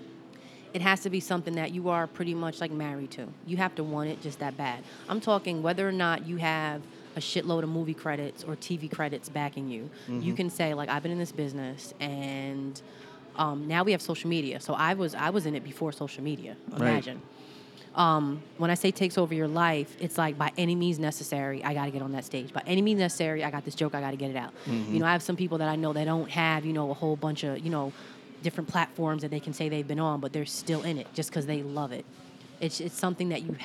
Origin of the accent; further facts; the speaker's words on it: New Jersey, United States; I'm from Jersey.